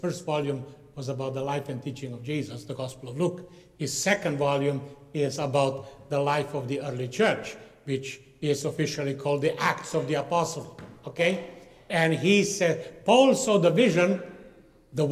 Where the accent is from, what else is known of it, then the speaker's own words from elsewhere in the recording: Slovenia; moved away; former Yugoslavia where I come from, which will be our next map. I was born up in Slovenia